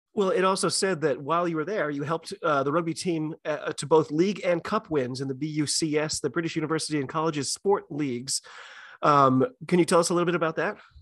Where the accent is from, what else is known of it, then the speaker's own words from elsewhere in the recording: United States; I'm an American rugby fan